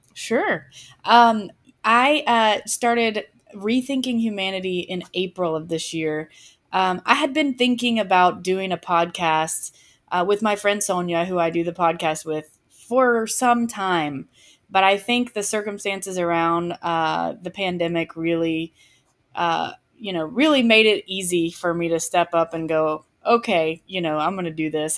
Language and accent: English; just west of Atlanta, Georgia, United States; I am from the South. Um, I grew up just west of Atlanta.